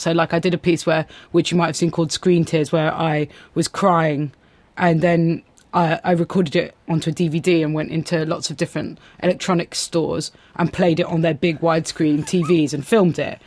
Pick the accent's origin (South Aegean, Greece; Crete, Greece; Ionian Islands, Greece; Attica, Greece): Attica, Greece; Athens; now in London, United Kingdom; growing up in Greece